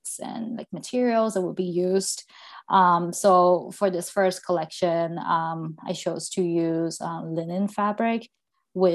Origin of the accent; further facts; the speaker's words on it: Thailand; now in Seattle, United States; So I'm originally from Thailand, and I grew up in like a small beach town in Thailand.